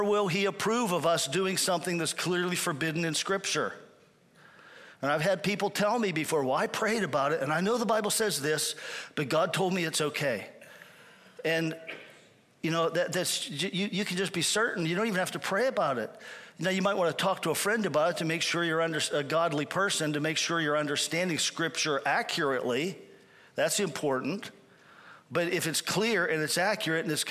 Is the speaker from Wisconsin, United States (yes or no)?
no; Pennsylvania, United States; moved away as an adult; also born or lived in Cuyahoga Falls, Ohio; I'm back in my hometown in Pennsylvania